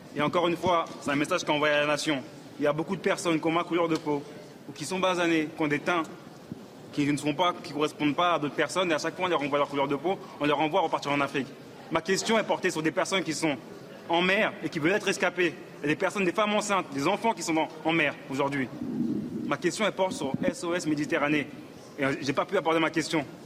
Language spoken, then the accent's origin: French; France; Je suis né en France, je suis député français